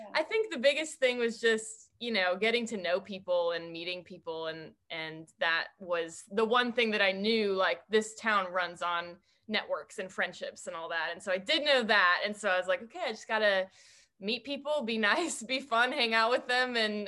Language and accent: English; Evanston, Illinois, United States; So I'm from Evanston, Illinois. It's a suburb right outside of Chicago.